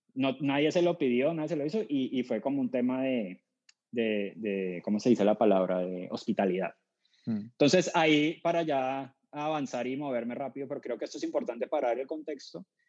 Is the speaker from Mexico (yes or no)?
no; Cali, Valle del Cauca, Colombia; moved away; soy colombiano, nací en Cali, Santiago de Cali, que es la tercera ciudad de Colombia